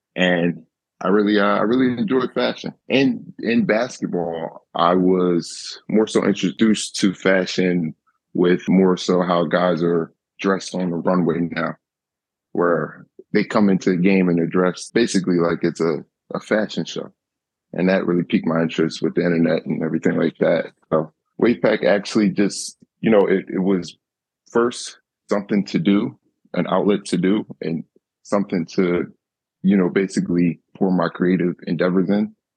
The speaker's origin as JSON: {"language": "English", "town": "Camden", "region": "New Jersey", "country": "United States", "tie": "born or raised there", "said": "I grew up in Camden where, you know, there is poverty and it's not much money"}